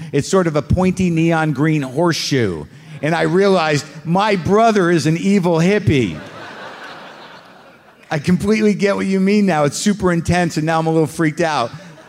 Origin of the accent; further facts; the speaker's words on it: Brookline, Massachusetts, United States; also born or lived in California; now in Somerville, United States; I've been living in Somerville and doing comedy 8 years. Born in California, I grew up in Brookline and was introduced to comedy early by my dad, who owned a record store in Kenmore Square.